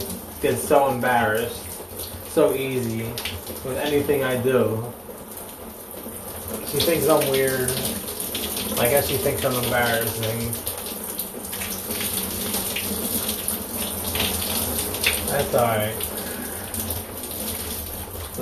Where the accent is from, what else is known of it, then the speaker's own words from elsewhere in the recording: Philadelphia, Pennsylvania, United States; moved away; growing up in Philly on the block